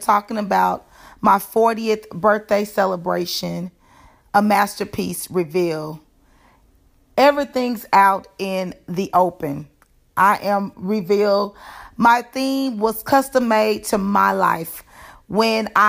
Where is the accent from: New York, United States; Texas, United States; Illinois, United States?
Texas, United States; Dallas; moved away; I am originally from Dallas